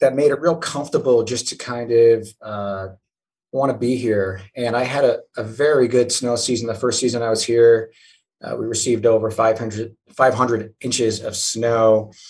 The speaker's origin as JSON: {"language": "English", "region": "Vermont", "country": "United States", "tie": "born or raised there", "also_born_or_lived": "New Zealand / Utah", "said": "we ended up being in Vermont, and that's where I learned to grow up."}